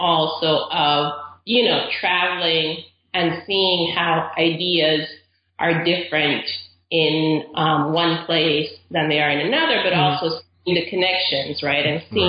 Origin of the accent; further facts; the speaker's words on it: Caribbean coast of Nicaragua, Nicaragua; moved away as an adult; also born or lived in Texas, United States; now in United States; I'm originally from Nicaragua. I grew up there. My whole family's from there. And we're from the Caribbean coast of Nicaragua, which is a British colony. It was never colonized by the Spanish.